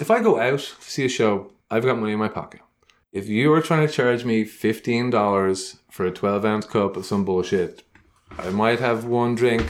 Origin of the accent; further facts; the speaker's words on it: Dublin, Leinster, Ireland; now in Los Angeles, United States; So I was born and raised in Dublin.